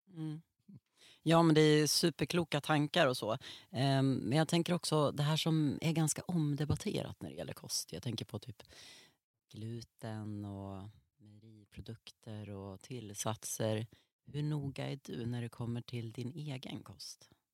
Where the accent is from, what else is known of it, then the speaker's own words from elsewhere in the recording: Norrland, Sweden; jag uppvuxen i Norrland